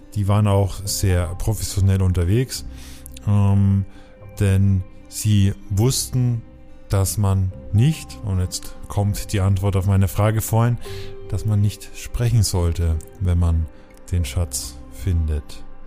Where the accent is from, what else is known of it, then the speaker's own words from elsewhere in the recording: Coburg, Bavaria, Germany; unsere Heimat ist ja nicht so weit auseinander. Ich komme ja aus Coburg